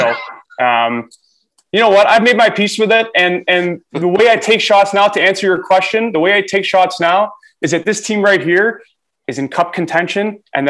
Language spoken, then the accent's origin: English; Toronto, Ontario, Canada; I'm born in Canada, born and raised in Toronto.